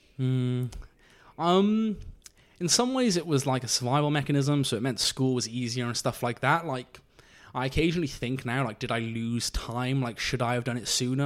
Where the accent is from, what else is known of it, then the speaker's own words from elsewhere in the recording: Abergavenny, Wales, United Kingdom; now in London, United Kingdom; I'm from the county of Monmouthshire, from a tiny village there called Abergavenny